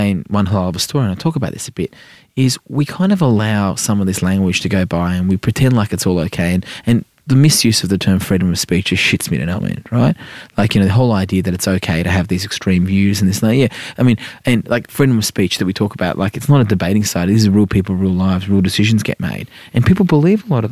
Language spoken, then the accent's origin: English; New South Wales, Australia; also born or lived in Iran; January 1988, you know, before I turned 5, we showed up 2 weeks before the Vice in Australia